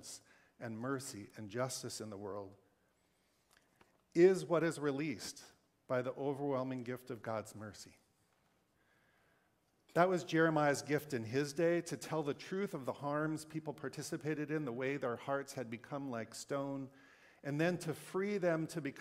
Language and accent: English; the West, Wyoming, Montana, United States; moved away; I grew up in the West, in Montana, in Wyoming, a land shaped by a dominant white culture